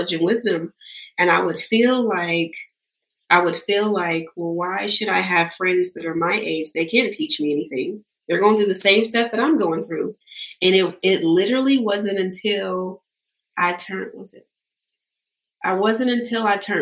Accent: Sacramento, California, United States; I'm here from Sacramento. I grew up in Del Paso Heights

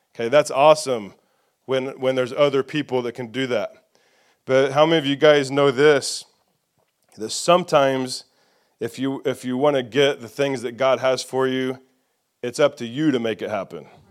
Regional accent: Indiana, United States; moved away as an adult; also born or lived in Nashville, Tennessee / Franklin, Tennessee; the redneck from Indiana

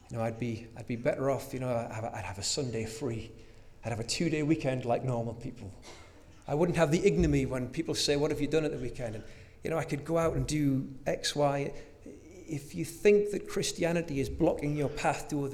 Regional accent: North Shields, North East England, United Kingdom; as a little boy, growing up in North Shields, I used to love baking with my mum

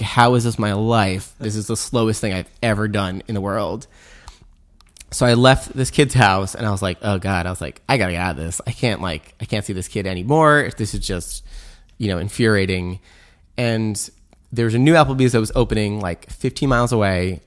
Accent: Long Island, New York, United States; also born or lived in Providence, Rhode Island, United States / Brooklyn, New York, United States; now in Wassaic, United States; growing up in Long Island, we'd go to museums

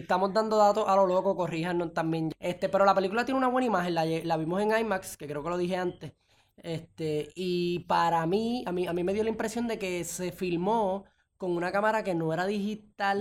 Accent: Puerto Rico; en mi país, en Puerto Rico

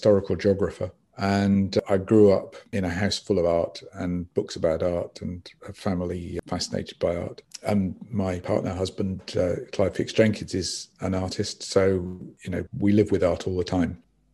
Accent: Swansea, Wales, United Kingdom; I grew up in Swansea

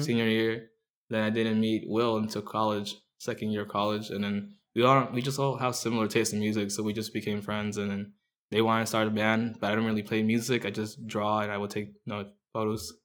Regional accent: Orange County, California, United States; also born or lived in Mexico City, Mexico; we moved around from Anaheim to, like, Or, to Fullerton, to to, like, Riverside

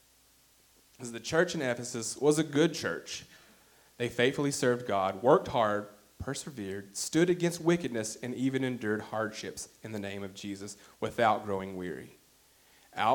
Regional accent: Arkadelphia, Arkansas, United States; my hometown of Arkadelphia

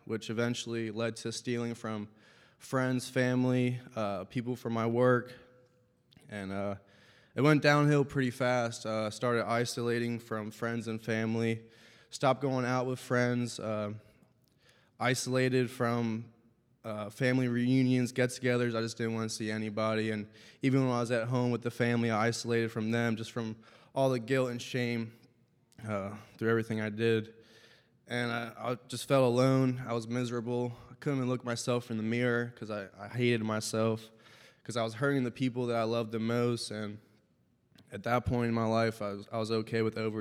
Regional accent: Lancaster County, Pennsylvania, United States; I grew up in Lancaster County, Pennsylvania, a family of 5

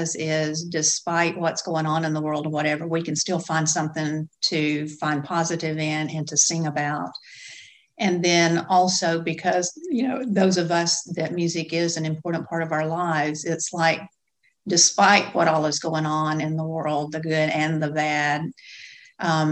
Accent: Gadsden, Alabama, United States; I grew up in Gadsden

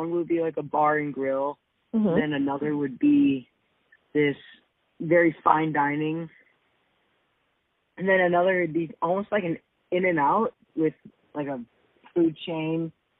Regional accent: United States; as an American

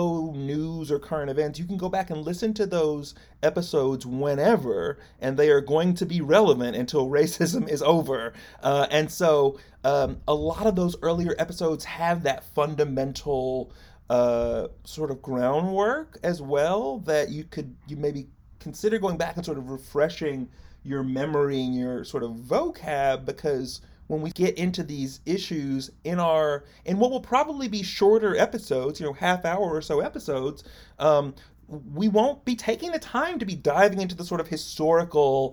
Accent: United States; as an American, first and foremost

